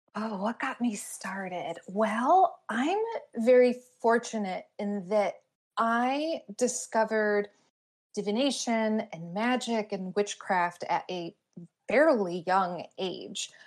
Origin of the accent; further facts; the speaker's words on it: Glastonbury, Connecticut, United States; my hometown of Glastonbury, Connecticut